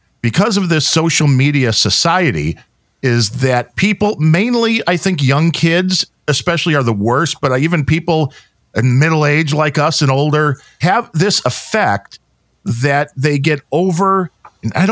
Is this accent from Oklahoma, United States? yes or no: no; Chicago, Illinois, United States; I come from the Chicago area